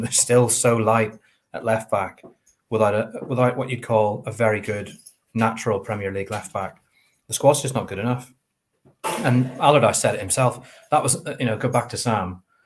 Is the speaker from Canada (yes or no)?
no; Northern Ireland, United Kingdom